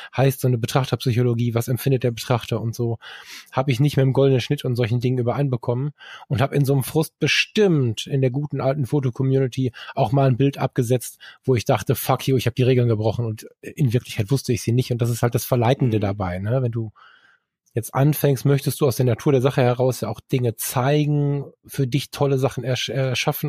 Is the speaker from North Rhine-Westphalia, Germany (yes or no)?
yes; Ruhr area, North Rhine-Westphalia, Germany; ich bin halb im Ruhrgebiet aufgewachsen